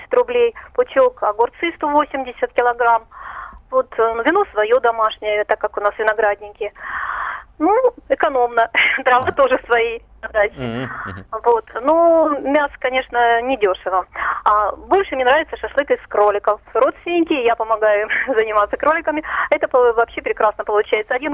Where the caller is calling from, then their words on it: Rostov-on-Don, Rostov Oblast, Russia; я из Ростова-на-Дону.